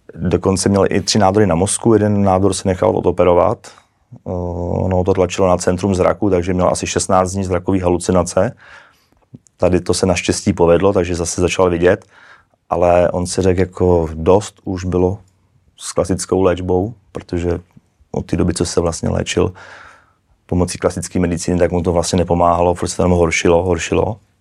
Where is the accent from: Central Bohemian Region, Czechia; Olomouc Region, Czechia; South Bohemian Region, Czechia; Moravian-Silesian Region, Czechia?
South Bohemian Region, Czechia; České Budějovice; also born or lived in Prague; já jsem z Český Budějovic